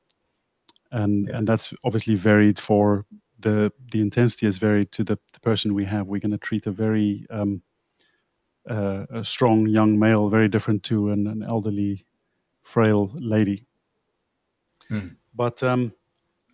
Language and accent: English; South Africa; also born or lived in England; now in Netherlands; I'm South African. I grew up in South Africa